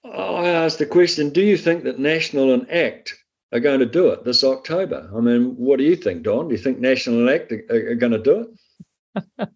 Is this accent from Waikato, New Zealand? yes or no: yes; Waikato, New Zealand; I'm from the Waikato. I grew up on uh, farmland in the Waikato